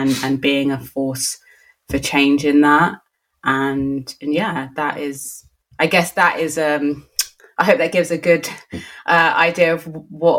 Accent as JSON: {"language": "English", "region": "London", "country": "United Kingdom", "tie": "born or raised there", "said": "born and bred in Lambeth"}